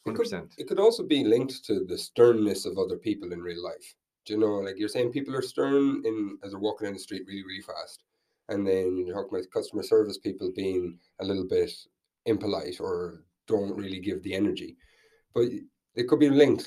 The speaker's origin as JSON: {"language": "English", "town": "Tubbercurry", "region": "Connacht", "country": "Ireland", "also_born_or_lived": "Vietnam", "moved": "yes", "lives_now": "Dublin, Ireland", "said": "I'm from Tubbercurry"}